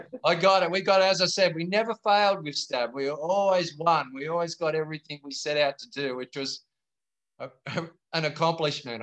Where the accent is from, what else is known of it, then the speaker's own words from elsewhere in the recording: Sydney, New South Wales, Australia; I'm born and bred in Bondi Beach, uh, grew up right here and learned to surf down at North Bondi